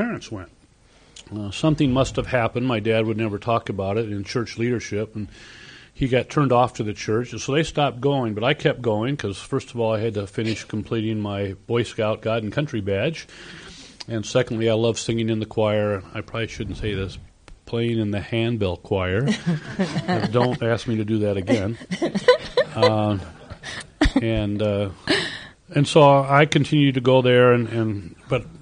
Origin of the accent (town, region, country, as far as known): Cedar Rapids, Iowa, United States; born or raised there; moved away as an adult